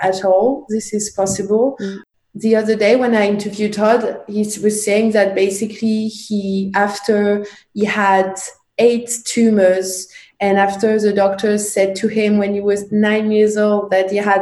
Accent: Paris, Île-de-France, France; I grew up in Paris, in the east of Paris

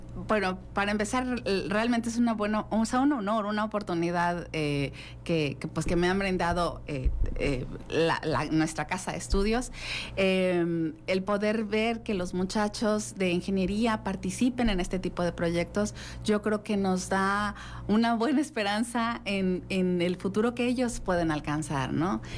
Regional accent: Mexico; somos mexicanos, somos Wadi y estamos presentes en, esas instituciones

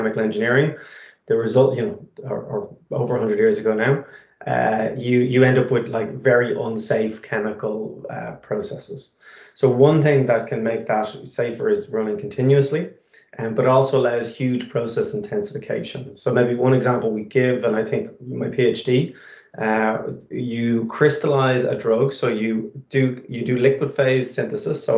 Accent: Malahide, Leinster, Ireland; I'm from Dublin originally, so I'm from Malahide

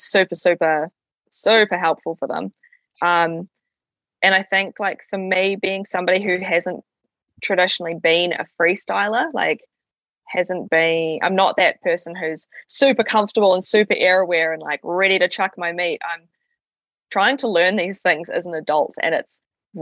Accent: Ohakune, Manawatū-Whanganui, New Zealand; I grew up in Owakuni, which is on the southern ski field, so Tiroa

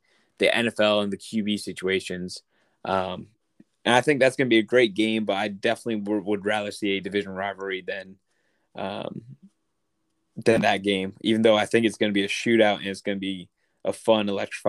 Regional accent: Pennsylvania, United States; I grew up in Pennsylvania.

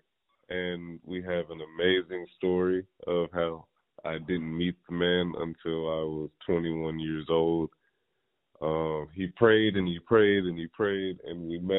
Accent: Ohio, United States; I was born in Ohio.

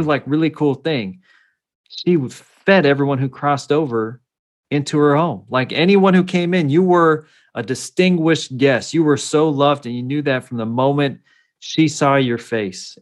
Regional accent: Salinas, California, United States; also born or lived in northern Mexico (ancestry) / Sacramento; I grew up in California

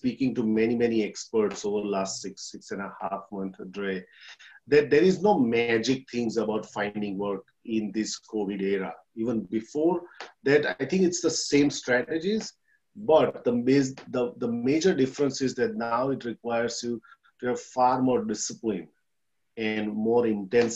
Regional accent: India; moved away as an adult; now in Australia; I'm from India, came here in Australia in 2007 as a migrant

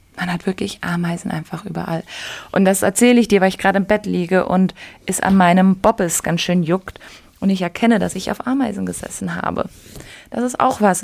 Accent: Germany; now in Bali, Indonesia; ich als Deutsche

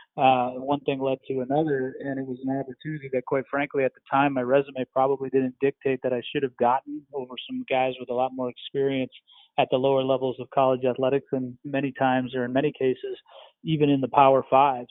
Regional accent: Minnesota, United States; moved away as an adult; also born or lived in Virginia; I'm from the Midwest, grew up in Minnesota

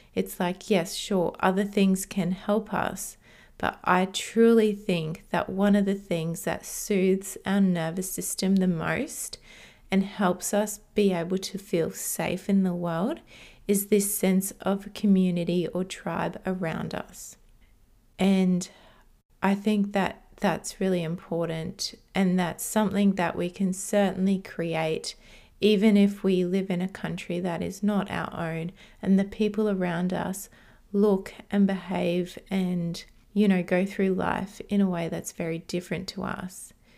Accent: Australia; also born or lived in Hungary; I moved to Australia from Hungary, which is where I was born, when I was two years old.

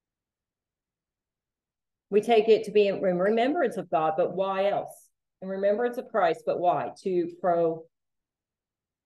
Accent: the North, United States; moved away; I'm that overeducated Yankee, okay? Because I have higher education degrees and I'm from the North

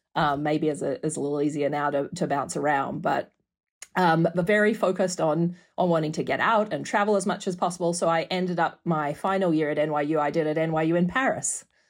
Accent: Perth, Western Australia, Australia; moved away as an adult; also born or lived in New York; now in Clemson, United States; Perth is so far away. I mean, if you channel through the globe from where I'm sitting right now, you'll come out in my hometown

